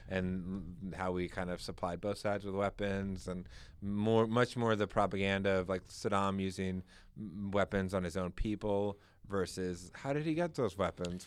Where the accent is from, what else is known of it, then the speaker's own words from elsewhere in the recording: Maryland, United States; moved away as an adult; also born or lived in Virginia; now in New Hampshire, United States; I grew up in Maryland, right outside of D C